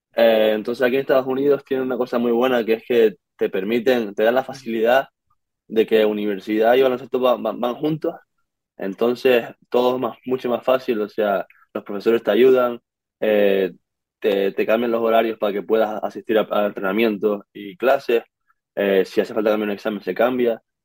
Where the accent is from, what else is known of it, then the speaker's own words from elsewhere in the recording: Canary Islands, Spain; moved away as an adult; now in Pittsburgh, United States; venimos de Canarias, de España